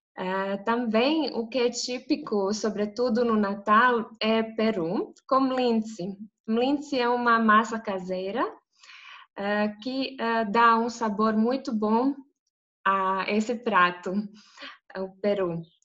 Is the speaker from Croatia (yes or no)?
yes; Zagreb, City of Zagreb, Croatia; eu sou de Zagreb, da capital da Croácia.